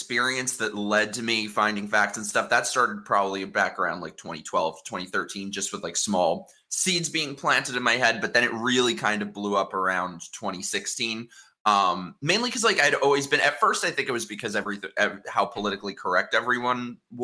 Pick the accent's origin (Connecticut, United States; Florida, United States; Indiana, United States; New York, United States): New York, United States; New York City; I'm from New York City